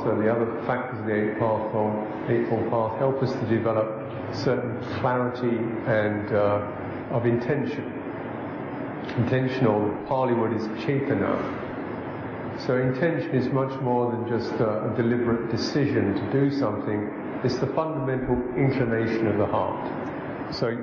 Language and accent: English; England, United Kingdom; I'm English.